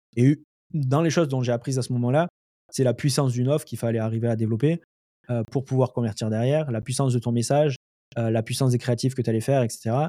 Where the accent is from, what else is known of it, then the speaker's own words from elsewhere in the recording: Lozère, Occitania, France; moved away as an adult; also born or lived in Montpellier, France; now in Montreal, Canada; je suis né en France, euh, en, en, Lozère. après j'ai, vécu pas mal à Montpellier.